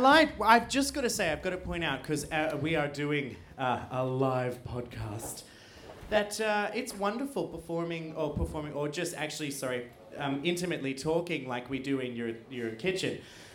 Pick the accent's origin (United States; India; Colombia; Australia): Australia; I mean, I am an Australian